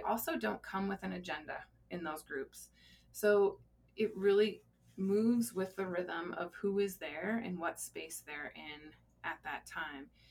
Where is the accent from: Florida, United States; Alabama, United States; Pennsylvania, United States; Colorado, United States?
Colorado, United States; I uh, actually was born and raised in Colorado